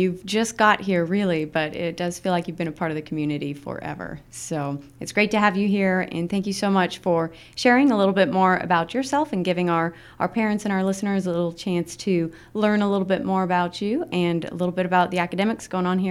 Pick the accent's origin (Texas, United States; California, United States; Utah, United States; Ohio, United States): Utah, United States; also born or lived in Illinois; I'm from Utah, and then I lived in Illinois, so the soda and pop thing.